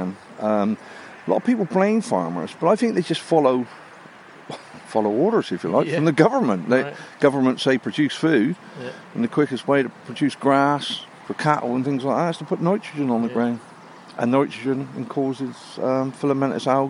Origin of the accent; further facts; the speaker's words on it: Chard, South West England, United Kingdom; now in East Devon, United Kingdom; I come from South Chard, or Chard rather, the northern edge of Chard